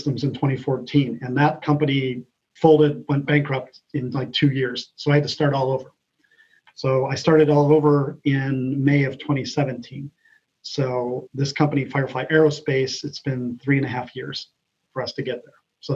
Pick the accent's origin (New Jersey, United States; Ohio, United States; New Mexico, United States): Ohio, United States; moved away; also born or lived in California; I'm from Ohio originally